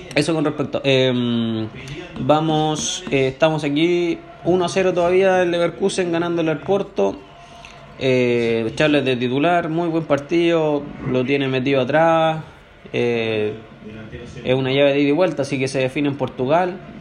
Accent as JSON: {"language": "Spanish", "country": "Chile", "said": "al final somos todos chilenos"}